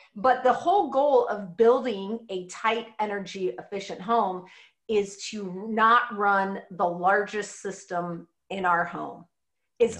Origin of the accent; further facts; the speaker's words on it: Midwest, United States; growing up in the Midwest